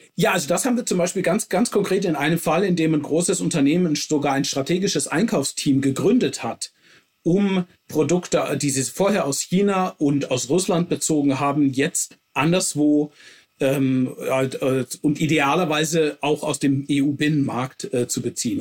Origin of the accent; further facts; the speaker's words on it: Germany; now in Finland; als Deutscher